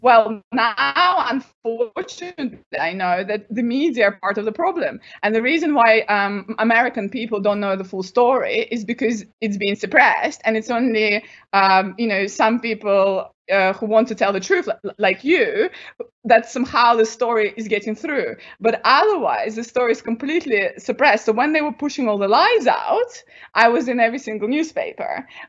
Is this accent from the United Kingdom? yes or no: yes; United Kingdom; And obviously, I don't work for Russian intelligence. I'm a British academic.